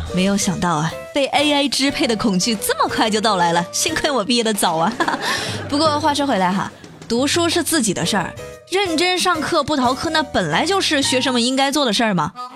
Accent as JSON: {"language": "Chinese", "town": "Changsha", "region": "Hunan", "country": "China", "accent": "Changsha dialect", "said": "我们长沙话多好听啊"}